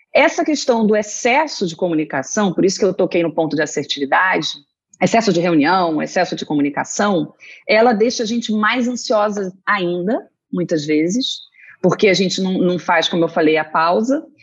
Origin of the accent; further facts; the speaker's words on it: Rio de Janeiro, Brazil; moved away as an adult; now in São Paulo, Brazil; sou carioca, moro aqui em São Paulo, estou falando de São Paulo, do Brooklyn. Estou sete uhum. anos aqui